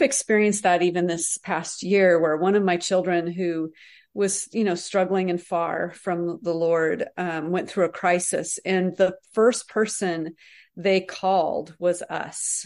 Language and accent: English; United States; us as American Christians